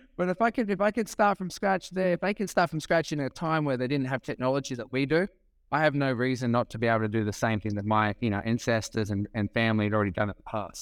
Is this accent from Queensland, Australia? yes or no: no; Sydney, New South Wales, Australia; moved away as an adult; now in California, United States; I am from Australia. Um, born on Sydney's northern beaches, so I love living in California